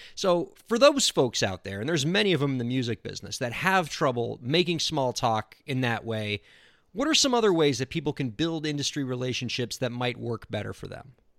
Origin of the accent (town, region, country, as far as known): South Florida, United States; born or raised there